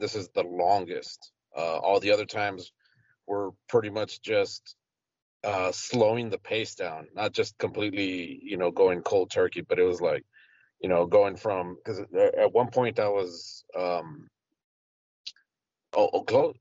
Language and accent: English; El Paso, Texas, United States; I'm from El Paso, Texas, and I was probably maybe a junior in high school